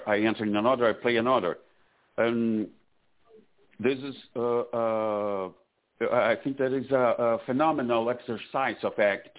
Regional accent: Brazil; English is a second language; moved away as an adult; now in Florida, United States; So this is because I moved from Brazil to here. I'm in Florida now.

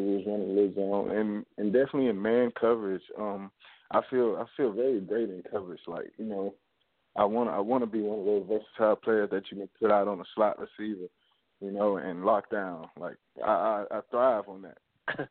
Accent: Augusta, Georgia, United States; I'm from Augusta, Georgia

